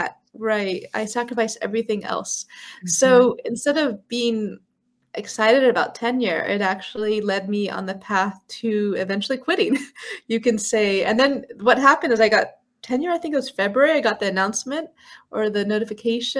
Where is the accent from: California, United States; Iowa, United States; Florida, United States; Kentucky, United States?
California, United States; San Francisco; moved away as an adult; I grew up in San Francisco, California